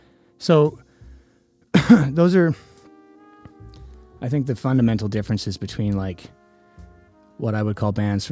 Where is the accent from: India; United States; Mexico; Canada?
Canada; Edmonton, Alberta; now in Toronto, Canada; I grew up in Edmonton, playing in, like, the scummiest punk bands, and then living in Toronto for 10 years now